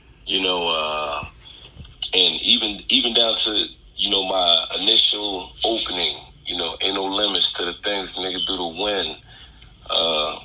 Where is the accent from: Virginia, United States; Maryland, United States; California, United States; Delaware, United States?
Delaware, United States; Wilmington; I'm from Wilmington, Delaware